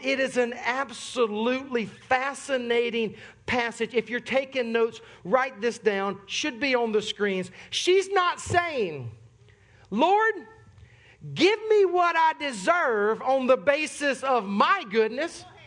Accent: Sumter, South Carolina, United States; moved away; I am from Sumter, South Carolina.

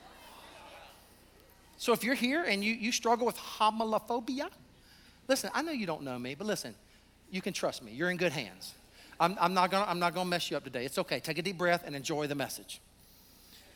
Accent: the South, United States; I'm from the South

